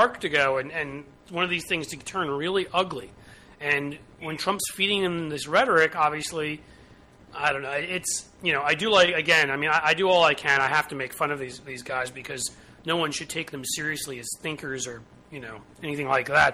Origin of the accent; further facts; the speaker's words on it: New York City, New York, United States; I grew up in New York